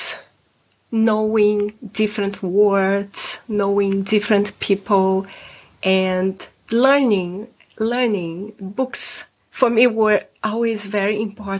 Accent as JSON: {"language": "English", "region": "Rio de Janeiro", "country": "Brazil", "tie": "born or raised there", "also_born_or_lived": "Nuremberg, Germany / United States", "first_language": "Portuguese", "second_language": "English", "moved": "as an adult", "lives_now": "Spain", "said": "I'm originally from Brazil, Rio de Janeiro. I speak Portuguese, it's my mother language."}